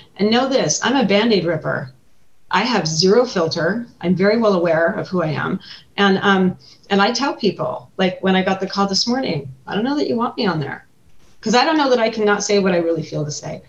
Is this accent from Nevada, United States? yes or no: yes; Carson City, Nevada, United States; also born or lived in Elko, Nevada; I was born in Elko and raised in Carson City, so you know I'm from here